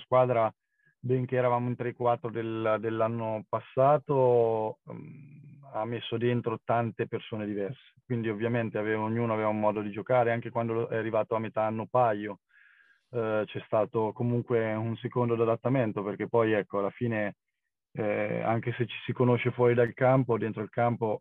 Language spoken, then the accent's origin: Italian; Senigallia, Marche, Italy; siamo di Senigallia